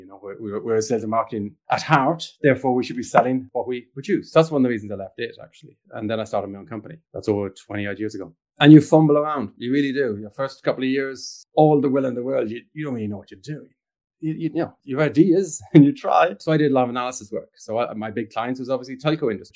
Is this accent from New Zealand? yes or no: no; Ireland; moved away; also born or lived in England / Stockholm, Sweden / Toronto, Canada; I'm Irish originally